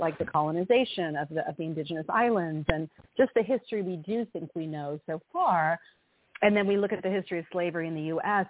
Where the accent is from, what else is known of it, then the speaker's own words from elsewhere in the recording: Tennessee, United States; now in North Carolina, United States; I grew up in Tennessee